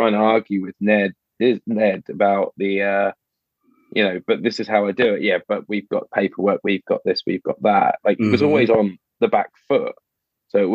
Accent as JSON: {"language": "English", "country": "United Kingdom", "said": "I'm British"}